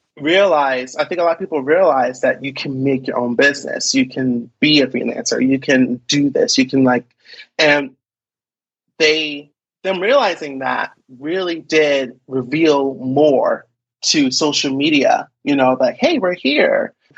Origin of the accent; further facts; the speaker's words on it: Philadelphia, Pennsylvania, United States; now in Seattle, United States; No, I am from Philadelphia.